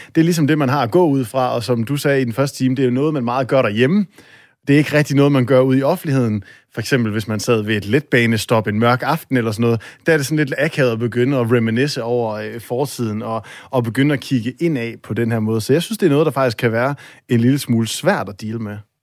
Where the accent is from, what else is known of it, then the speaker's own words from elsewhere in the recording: Aalborg, North Denmark Region, Denmark; Jeg er op fra Aalborg A, som øh, vi, øh, vi siger